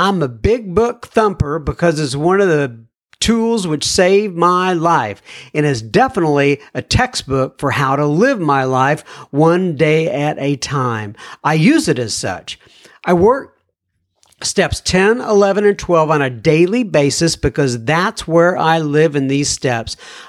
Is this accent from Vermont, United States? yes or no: yes; St. Albans, Vermont, United States; now in Titusville, United States; I reside in Titusville, Florida, and I am originally from St. Albans, Vermont, where I did most of my 22 years of alcoholic drinking